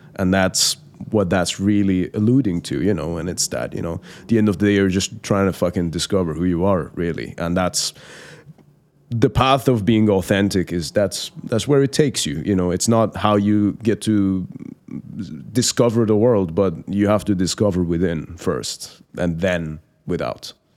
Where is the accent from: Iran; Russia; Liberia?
Iran; English is a second language; moved away; born and raised in Iran, in the Islamic Republic of Iran